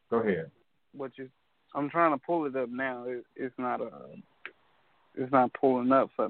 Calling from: Beaumont, Texas, United States; I'm calling from Beaumont, Texas.

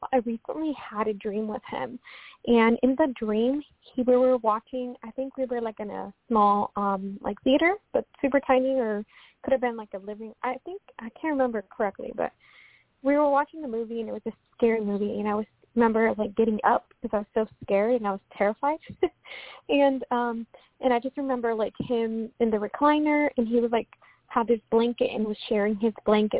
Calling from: Washington, United States; From Washington State. Thank you so much for taking my call.

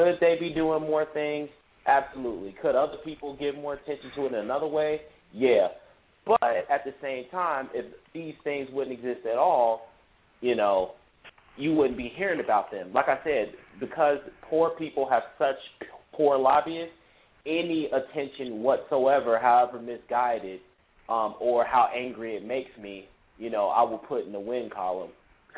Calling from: Cincinnati, Ohio, United States; I'm calling from Cincinnati.

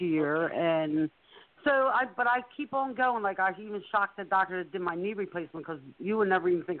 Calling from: Pennsylvania, United States; No, no, I'm in Pennsylvania.

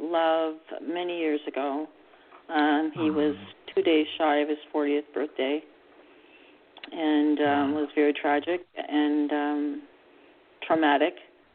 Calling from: Canada; I'm calling from Canada.

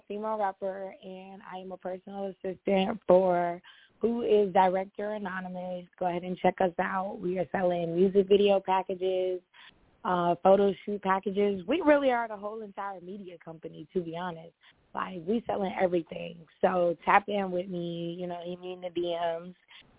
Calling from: Atlanta, Georgia, United States; I'm calling from ATL. You already know, got to rep Atlanta.

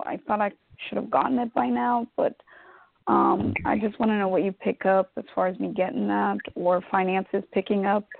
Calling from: Atlanta, Georgia, United States; I'm calling from Atlanta, Georgia.

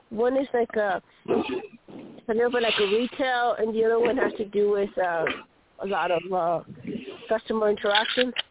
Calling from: Colorado, United States; Um, Church

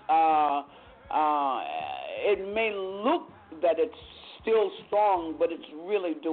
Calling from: Vallejo, California, United States; Yes, this is … I'm from Vallejo, California.

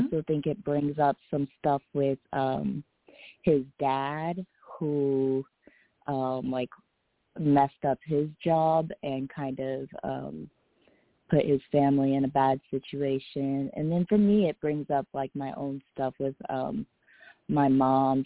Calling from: Bay Area, California, United States; I'm calling from the Bay Area

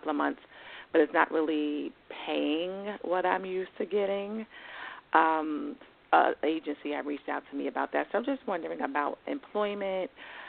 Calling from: New York, United States; Hi, this is … calling from New York.

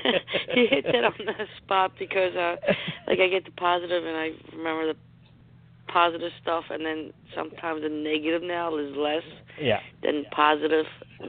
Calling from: New Jersey, United States; New Jersey.

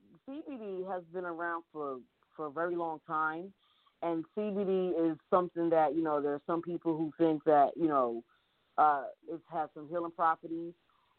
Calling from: New York City, New York, United States; I am calling from New York City, Harlem, New York.

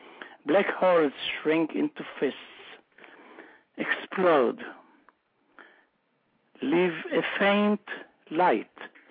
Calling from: Elkins Park, Pennsylvania, United States; I'm calling from Elkins Park, Pennsylvania.

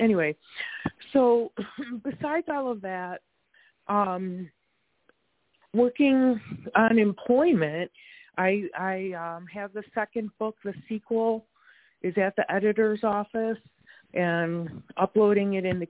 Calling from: Wisconsin, United States; I'm in Wisconsin right now.

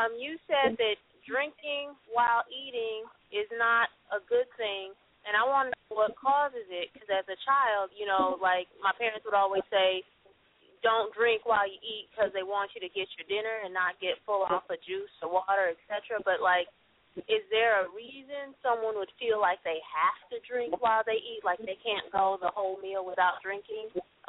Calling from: Kankakee, Illinois, United States; Actually, I'm calling from Kankakee, so not too far.

